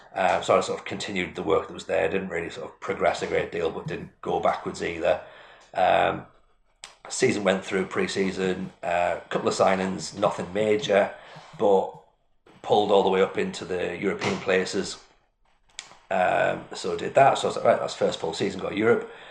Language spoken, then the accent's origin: English; Washington, North East England, United Kingdom; I'm from Washington, which is like exactly halfway between the two